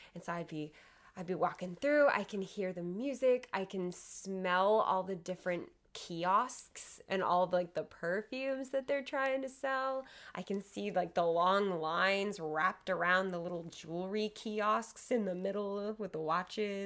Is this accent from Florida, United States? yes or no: yes; near Miami, Florida, United States; I grew up in, near Miami